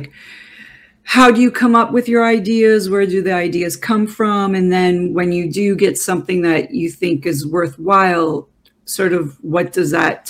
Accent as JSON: {"language": "English", "country": "Canada", "tie": "born or raised there", "also_born_or_lived": "Toronto / Montreal / Vancouver", "moved": "yes", "said": "Well, I grew up in Canada as well, so I understand a few things, even though I've been gone a very long time."}